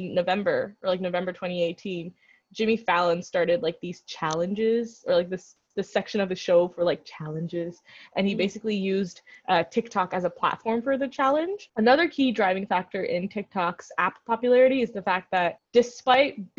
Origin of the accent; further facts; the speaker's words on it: India; as an Indian